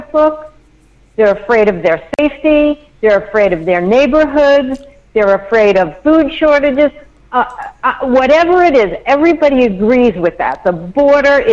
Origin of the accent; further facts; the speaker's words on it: New York, United States; I'm a New Yorker